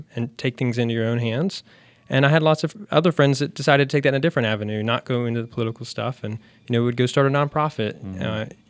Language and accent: English; Charlotte, North Carolina, United States; Yeah. So I grew up in South Charlotte.